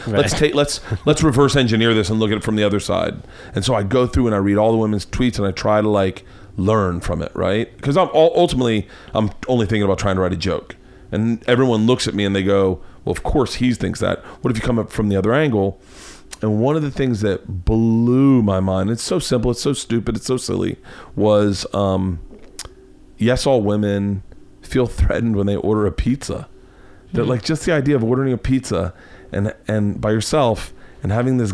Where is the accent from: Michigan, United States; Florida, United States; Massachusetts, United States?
Florida, United States; I grew up in Tallahassee or in Tampa.